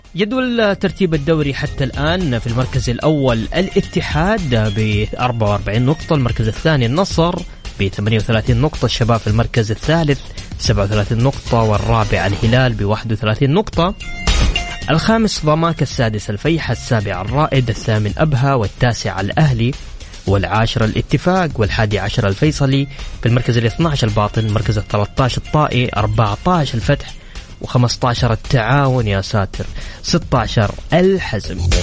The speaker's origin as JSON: {"language": "Arabic", "country": "Saudi Arabia"}